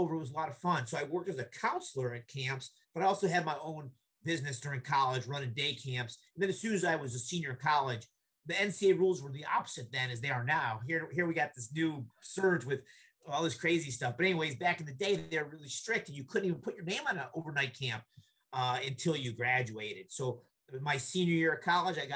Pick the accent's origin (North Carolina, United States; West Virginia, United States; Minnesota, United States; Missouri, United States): West Virginia, United States; moved away as an adult; also born or lived in Pennsylvania; I'm from West Virginia